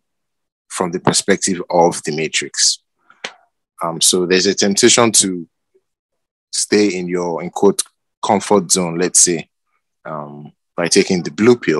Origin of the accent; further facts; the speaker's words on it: Nigeria; I'm from Nigeria.